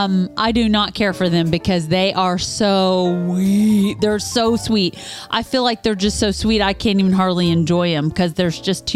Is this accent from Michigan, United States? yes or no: no; Shelbyville, Kentucky, United States; I love my hometown here of Shelbyville, Kentucky